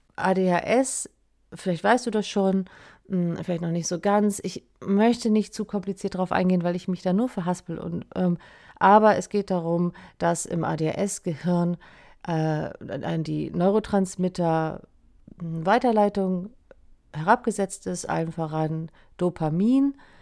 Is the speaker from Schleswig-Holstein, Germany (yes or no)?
yes; Schleswig-Holstein, Germany; now in Lüneburg, Germany; ich bin ursprünglich aus Schleswig-Holstein und sitz jetzt ja in Lüneburg